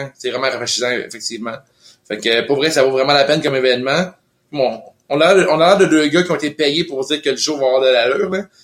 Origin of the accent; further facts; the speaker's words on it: Lévis, Quebec, Canada; also born or lived in Montreal (Rosemont); now in Montreal, Canada; je suis né à Québec, Lévy